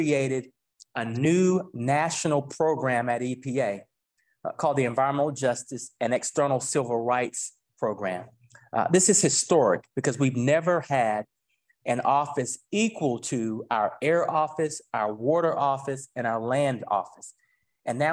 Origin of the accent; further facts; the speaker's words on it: Warren County, North Carolina, United States; my hometown of North Carolina, Warren County